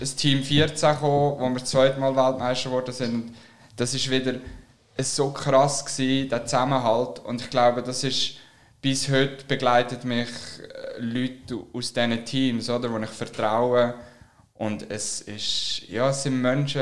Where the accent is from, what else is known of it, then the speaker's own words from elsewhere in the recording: Switzerland; wir Schweizer